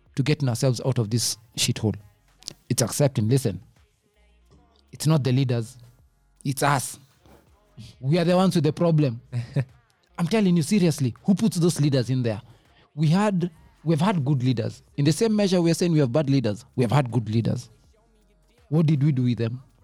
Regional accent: Kenya; I'm a Kenyan. I pay taxes.

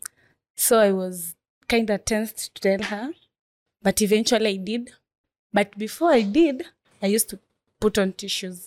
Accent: Nairobi, Kenya; from Korokocho Inua Dado Foundation

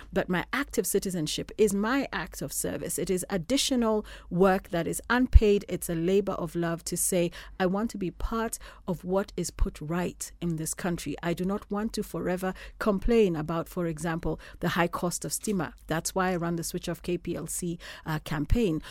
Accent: Kenya; I'm a Kenyan.

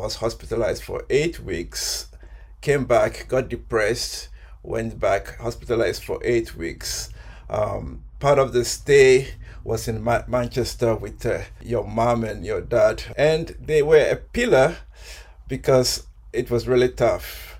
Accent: Ghana; moved away as an adult; also born or lived in Nigeria / Zimbabwe / Botswana / England; now in Madison, United States; I was born in Ghana and lived there till I was 18. And then I just started my travels between Nigeria, Zimbabwe, Botswana, England, and now living in the States.

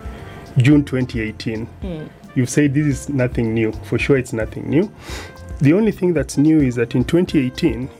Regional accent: Kenya; as a Kenyan

